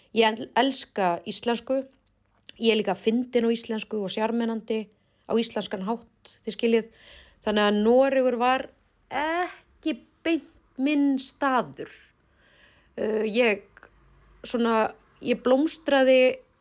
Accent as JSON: {"language": "Icelandic", "country": "Iceland", "also_born_or_lived": "Oslo, Norway", "said": "við erum frá Íslandi"}